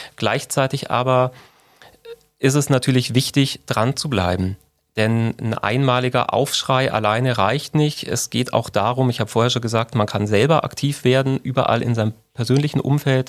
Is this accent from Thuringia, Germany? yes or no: no; Unterallgäu, Bavaria, Germany; also born or lived in Mindelheim; now in Augsburg, Germany; meine Kindheit im Unterallgäu